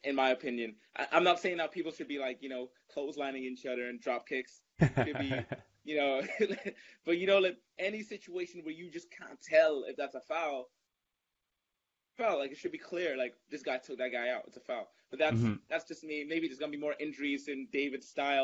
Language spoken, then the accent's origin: English; Germany; obviously my family's Nigerian, but I was born in Germany